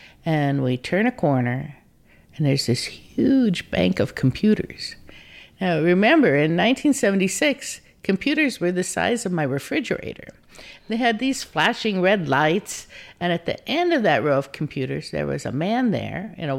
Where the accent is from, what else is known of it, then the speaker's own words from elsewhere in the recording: Deadwood, South Dakota, United States; now in Santa Cruz, United States; I'm from Deadwood, South Dakota. Some people may know the HBO series, but it's an actual place.